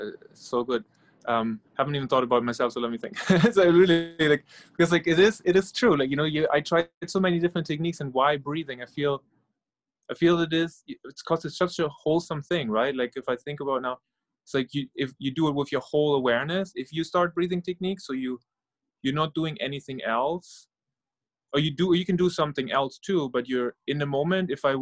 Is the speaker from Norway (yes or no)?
yes; Norway; English is a second language; also born or lived in Germany; now in United States; I'm originally from Norway and Germany and living in New York, New Jersey area right now for almost 10 years.